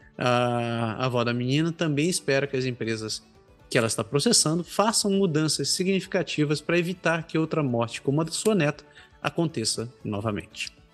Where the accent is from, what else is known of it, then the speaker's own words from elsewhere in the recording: Belém, Pará, Brazil; moved away as an adult; now in Canada; tenho amigos da minha terra natal, conhecidos lá de Belém